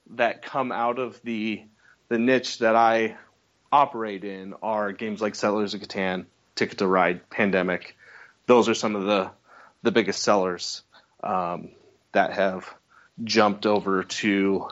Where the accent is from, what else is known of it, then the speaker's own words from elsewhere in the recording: Utah, United States; I'm from Utah, here at a trade show